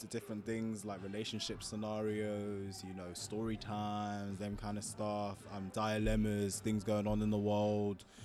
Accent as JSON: {"language": "English", "region": "London", "country": "United Kingdom", "said": "I'm from London, London, England, that is."}